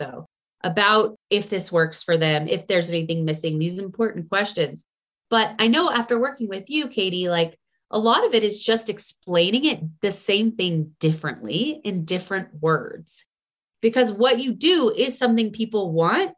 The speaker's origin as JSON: {"language": "English", "town": "Houston", "region": "Texas", "country": "United States", "also_born_or_lived": "Austin, Texas", "moved": "as an adult", "lives_now": "Colorado, United States", "said": "I'm from Houston, Texas, which it's gotten better there, but it's still very flat and very hot. And I lived in Austin for a little bit after Houston"}